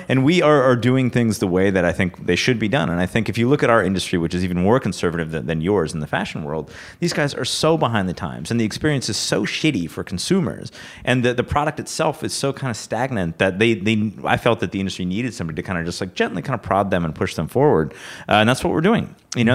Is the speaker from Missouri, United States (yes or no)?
no; Rochester, New York, United States; I'm from Rochester, New York